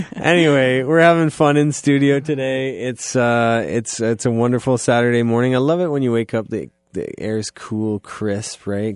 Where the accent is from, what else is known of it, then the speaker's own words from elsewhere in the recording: Goddard, Ontario, Canada; I'm from Goddard